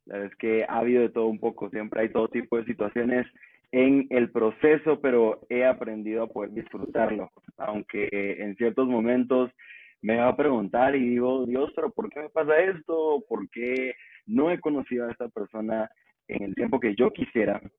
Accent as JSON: {"language": "Spanish", "country": "Guatemala", "said": "soy de Guatemala."}